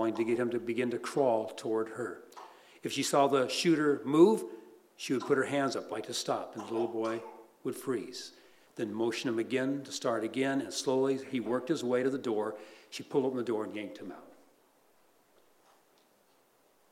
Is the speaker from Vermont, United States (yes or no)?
no; Los Angeles, California, United States; born or raised there